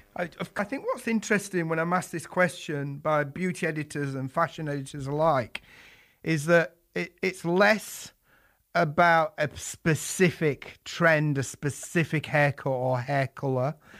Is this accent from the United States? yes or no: no; Yorkshire and the Humber, United Kingdom; moved away as an adult; now in London, United Kingdom; I was an apprentice in my native Yorkshire. If you detected my accent, London's been home for most of my working life